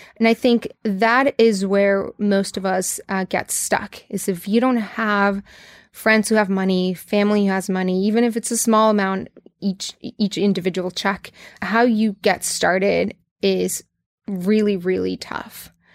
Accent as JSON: {"language": "English", "town": "Tijuana", "region": "Baja California", "country": "Mexico", "tie": "born or raised there", "said": "I grew up in Tijuana, Mexico, so I'm hundred percent Mexican, grew up in the border."}